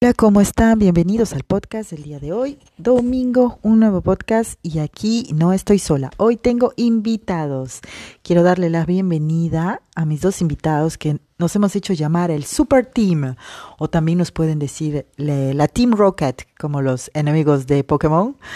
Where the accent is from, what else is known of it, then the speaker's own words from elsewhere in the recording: Peru; moved away; algo así que diríamos en Perú, ¿no? En mi país